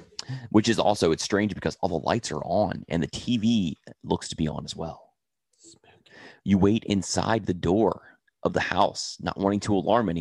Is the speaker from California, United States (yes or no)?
no; New Orleans, Louisiana, United States; accent: New Orleans; Yeah, I'm from New Orleans, man.